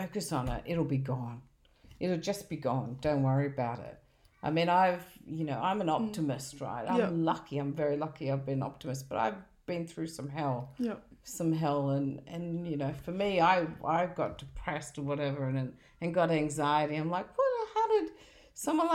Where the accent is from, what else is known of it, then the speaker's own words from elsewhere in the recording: Australia; I was born in Australia.